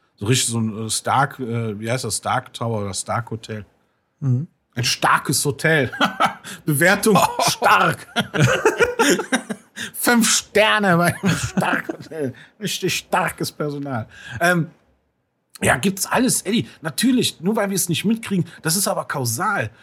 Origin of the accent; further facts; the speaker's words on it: Munich, Bavaria, Germany; als Münchner